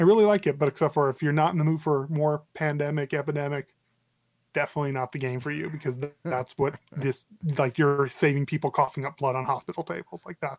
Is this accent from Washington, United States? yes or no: no; Albuquerque, New Mexico, United States; he got into a DUI in Albuquerque because a ton of MMA fighters live in my home state, hometown.